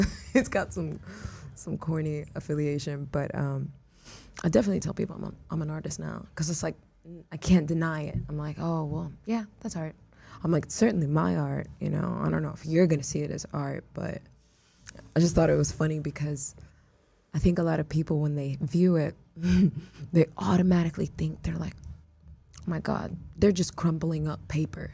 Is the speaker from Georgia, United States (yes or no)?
no; Houston, Texas, United States; also born or lived in Miami, Florida; I was raised in Houston, you know? like those were my formative years.